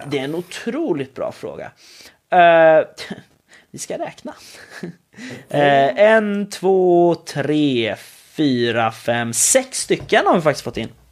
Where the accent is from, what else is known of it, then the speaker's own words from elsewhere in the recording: Sweden; jag kommer från Sverige.